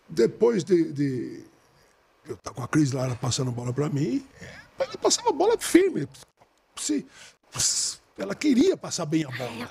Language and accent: Portuguese; Brasília, Federal District, Brazil; eu sou de Brasília